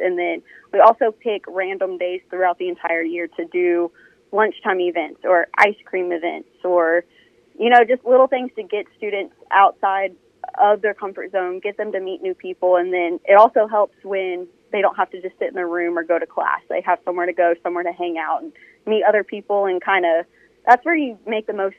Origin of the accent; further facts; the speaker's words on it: Austin, Texas, United States; moved away as an adult; also born or lived in Odessa, Texas / Greeneville, Tennessee; now in Mississippi, United States; I was actually born and raised in Austin, Texas